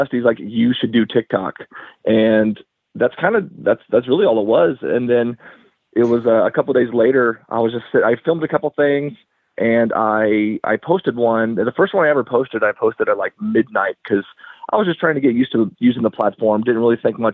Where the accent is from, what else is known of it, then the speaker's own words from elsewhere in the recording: Franklin, Ohio, United States; I grew up in a small town called Franklin, Ohio